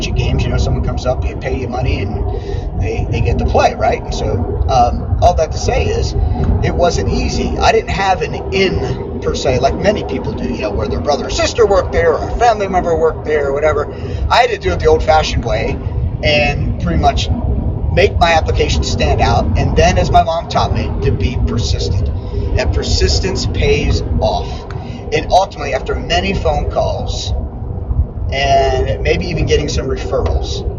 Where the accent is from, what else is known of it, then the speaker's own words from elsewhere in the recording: West Mifflin, Pennsylvania, United States; West Mifflin, which is my hometown outside of Pittsburgh